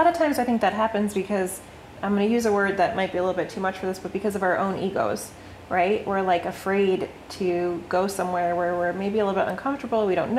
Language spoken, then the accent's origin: English; outside of Albany, upstate New York, United States; moved away as an adult; now in Florida, United States; we grew up like outside of Albany.